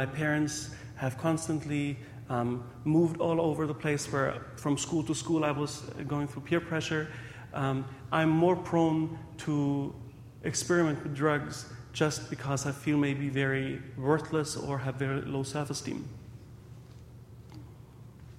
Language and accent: English; Germany; also born or lived in Hungary; now in Windsor, Canada; I was born in Hungary, raised in Germany, and about 9 years ago, I married Stephanie Palanike from Windsor, and currently I'm working in a local hospital there